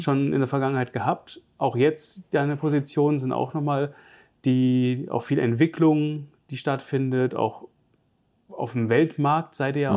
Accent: Giessen, Hesse, Germany; now in Stuttgart, Germany; Ich komme ursprünglich aus Gießen

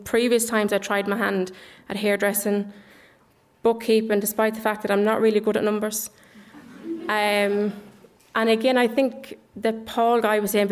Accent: Dublin, Leinster, Ireland; also born or lived in England; I was born in Ireland, in Dublin, but we moved when I was about 4 to England. And we never came back till I was about 10. And when I came back, I went into the Catholic primary school here in Ireland.

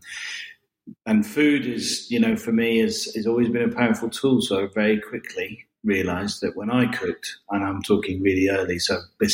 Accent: the north of England, United Kingdom; moved away; also born or lived in Scotland; I was born in Scotland and brought up in the north of England and ended up my school life down in the south of England

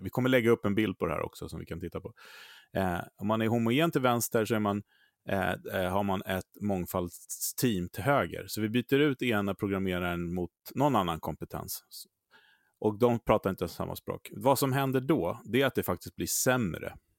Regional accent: Sweden; vi svenskar

